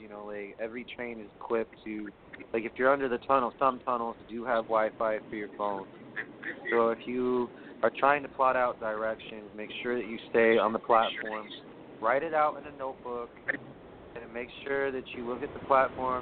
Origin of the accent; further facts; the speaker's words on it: New York City, New York, United States; I come from Brooklyn.